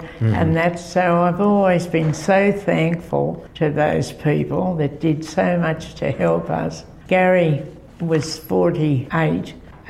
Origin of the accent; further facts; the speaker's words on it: Marshall Mount area, New South Wales, Australia; also born or lived in Wollongong / Kiama; I was born in Maru Meadow in 1931, so I'm 89 now. I'll be 90 in July.